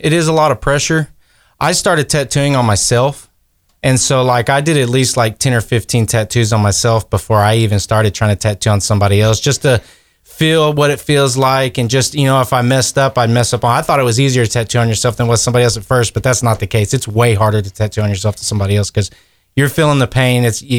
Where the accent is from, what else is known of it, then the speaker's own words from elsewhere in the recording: Kerrville, Texas, United States; I grew up in Kerrville. I graduated from Ingram in 2006